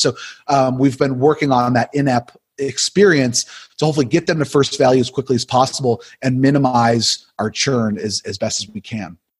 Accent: Buffalo, New York, United States; moved away as an adult; now in Wake Forest, United States; I'm originally from Buffalo, New York

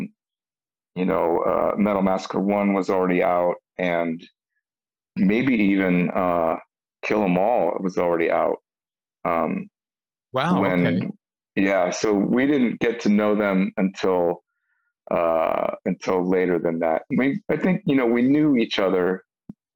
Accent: San Gabriel Valley, California, United States; we're from the San Gabriel Valley

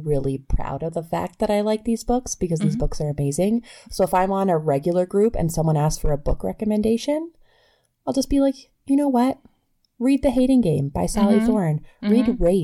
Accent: Canada; I am Canadian and it is a supply teacher

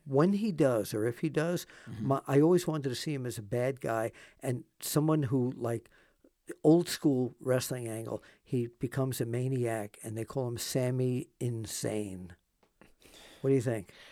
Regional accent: New York, United States; now in Pennsylvania, United States; we moved here from New York

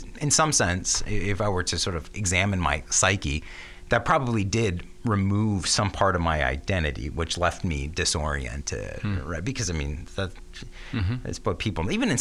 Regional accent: Ann Arbor, Michigan, United States; my home church, St. Paul

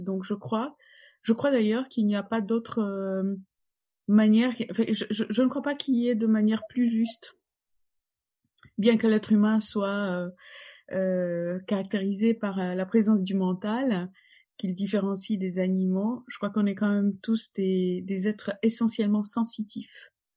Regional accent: Poland; French is a second language; moved away as an adult; now in Paris, France; je suis polonaise et, et j'ai donc mes racines là-bas

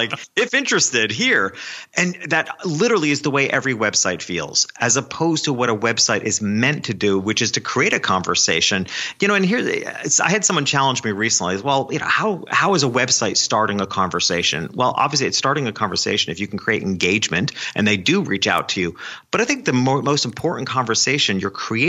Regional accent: New York, United States; my hometown, which was a small country town a couple hours north of New York City

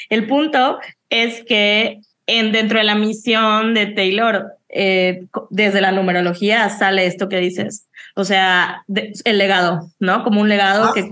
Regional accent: Yucatán, Mexico; o sea, yo soy de Yucatán, ¿cómo iba a conocer

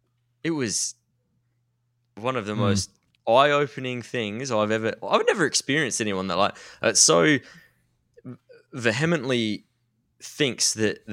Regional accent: Australia

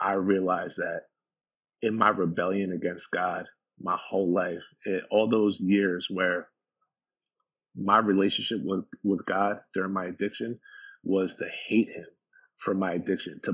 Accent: Jefferson Township, New Jersey, United States; the house that I grew up in Jefferson Township, New Jersey, this lake community

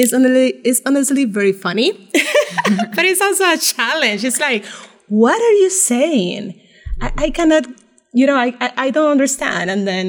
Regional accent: San Juan, Puerto Rico; moved away as an adult; now in United States; I was born and raised in Puerto Rico.

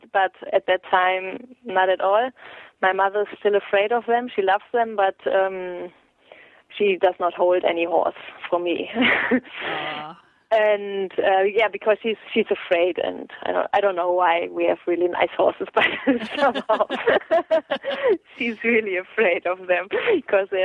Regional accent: Münster, North Rhine-Westphalia, Germany; I was born in Munster here, and I never left this area

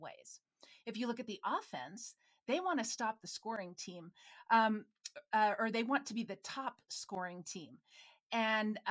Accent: Minnesota, United States; I'm from Minnesota

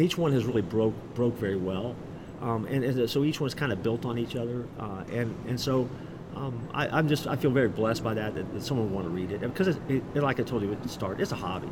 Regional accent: Orlando, Florida, United States; I grew up in Orlando

